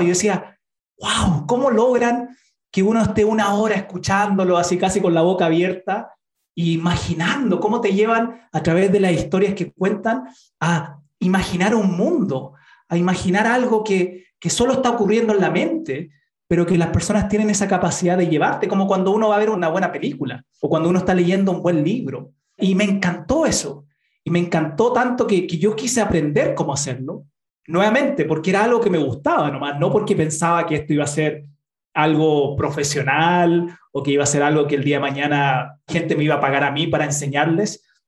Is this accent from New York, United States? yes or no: no; Utah, United States; now in Chile; Nací en Chile, pero mi familia se fue a los Estados Unidos, a Utah